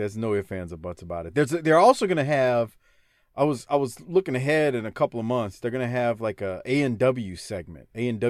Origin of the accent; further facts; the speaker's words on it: the Deep South, United States; I lived most of my life in the Deep South.